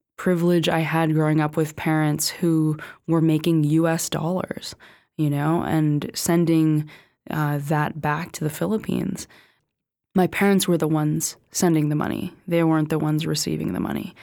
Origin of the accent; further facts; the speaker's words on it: California, United States; I grew up in California